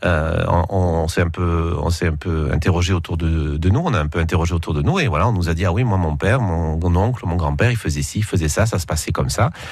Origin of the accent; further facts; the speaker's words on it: Nice, Provence-Alpes-Côte d'Azur, France; quand on est niçois comme comme je le suis